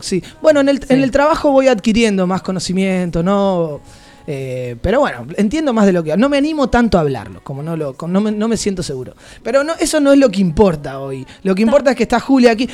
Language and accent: Spanish; Argentina; now in Barcelona, Spain; somos argentinos